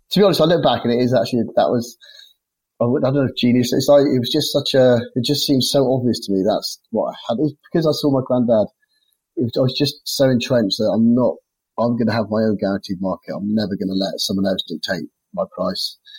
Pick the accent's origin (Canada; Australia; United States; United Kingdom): United Kingdom; Launceston, South West England; also born or lived in Devon; we come from a place called Launceston where I was born in Cornwall.